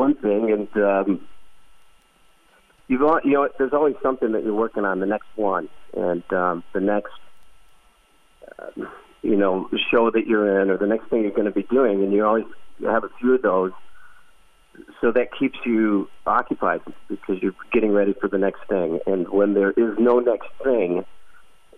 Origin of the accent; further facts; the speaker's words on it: Brooklyn, Michigan, United States; moved away as an adult; now in Las Vegas, United States; I'm from Brooklyn, Michigan, class of 86 from Columbia Central, and I reside in Las Vegas currently